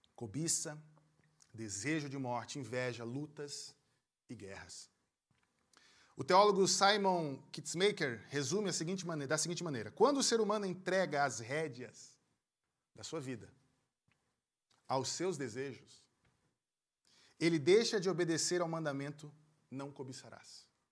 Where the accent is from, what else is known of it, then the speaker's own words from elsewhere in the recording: Pernambuco, Brazil; moved away; also born or lived in Rio Grande do Sul; eu sou pernambucano, morei muitos anos no Rio Grande do Sul